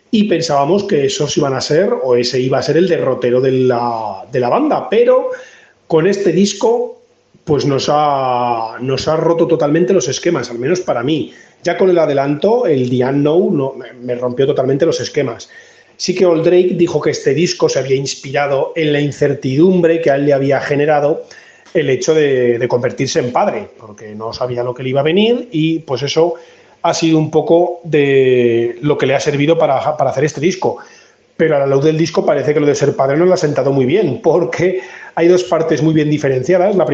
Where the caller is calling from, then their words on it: Spain; de Metal Fever, desde aquí desde España